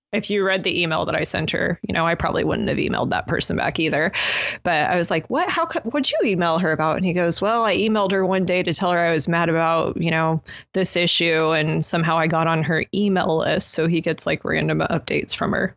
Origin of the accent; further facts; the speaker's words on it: United States; us as American citizens